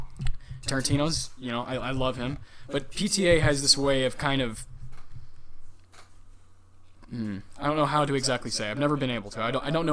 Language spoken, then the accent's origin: English; Texas, United States; born or raised there